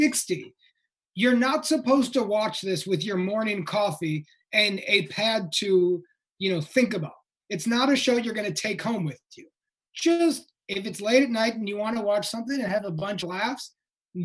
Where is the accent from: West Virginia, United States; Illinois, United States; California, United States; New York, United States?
Illinois, United States; outside Chicago; I grew up outside Chicago